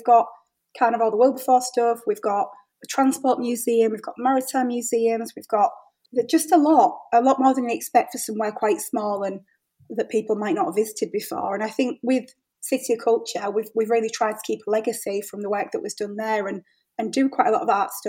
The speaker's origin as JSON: {"language": "English", "town": "Hull", "region": "Yorkshire and the Humber", "country": "United Kingdom", "tie": "born or raised there", "said": "my hometown and coming from Hull"}